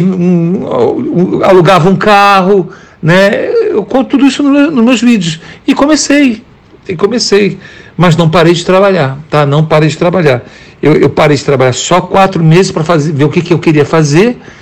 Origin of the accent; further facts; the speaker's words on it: Brazil; moved away as an adult; now in United States; só tem quatro anos que eu saí do Brasil